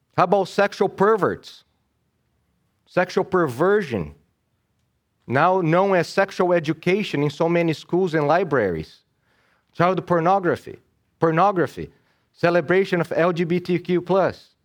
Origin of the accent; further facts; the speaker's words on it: Brazil; now in United States; I was born and raised in Brazil.